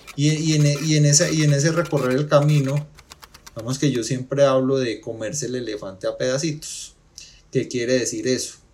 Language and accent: Spanish; Pereira, Risaralda, Colombia; soy pereirano